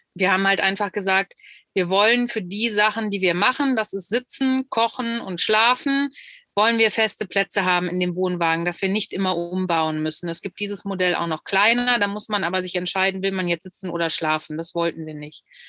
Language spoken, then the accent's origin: German; Solingen, North Rhine-Westphalia, Germany; kommen wir beide, da spreche ich für uns beide jetzt äh, akut gerade aus Solingen